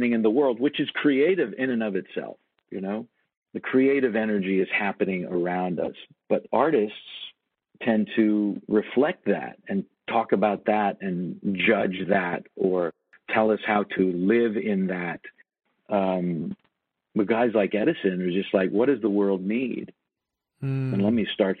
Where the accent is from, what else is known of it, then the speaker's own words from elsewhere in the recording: Toronto, Ontario, Canada; moved away as an adult; also born or lived in New York; I moved away from Toronto